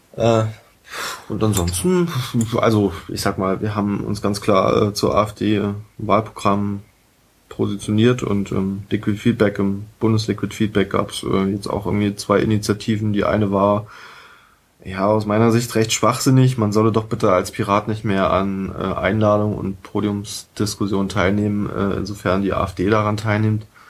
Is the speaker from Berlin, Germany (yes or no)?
yes; Berlin, Germany; also born or lived in Saxony-Anhalt / Friedrichshain, Berlin / Lichtenberg, Berlin; bin gebürtiger Sachsen-Anhaltiner und ähm, bin 1989 nach Berlin gekommen